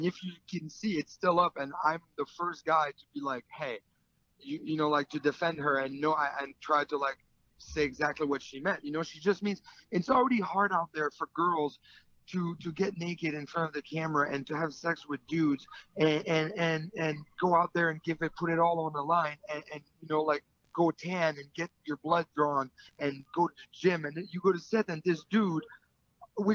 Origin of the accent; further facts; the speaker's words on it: Canada; I'm French Canadian